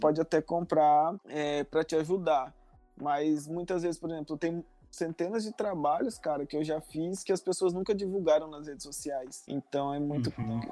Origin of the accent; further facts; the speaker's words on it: Marcelândia, Mato Grosso, Brazil; hoje eu tô na, na cidade, numa cidade que se chama Marcelândia. É o lugar onde eu passei por uma boa parte da minha vida. E aonde os meus pais moram